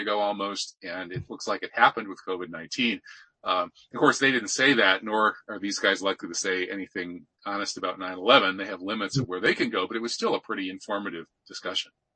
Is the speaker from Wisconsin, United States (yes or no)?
yes; Wisconsin, United States; my home state of Wisconsin